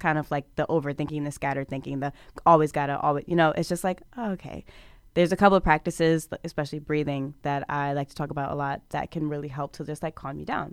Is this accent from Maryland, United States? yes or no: yes; Prince George's County, Maryland, United States; I come from Prince George's County, Maryland